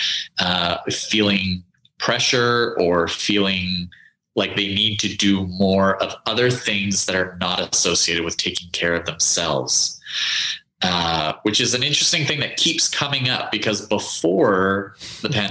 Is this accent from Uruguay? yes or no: no; Canada; now in United States; I'm originally from Canada